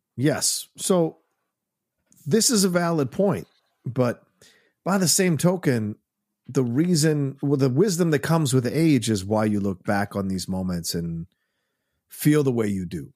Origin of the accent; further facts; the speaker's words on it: United States; I'm American, very much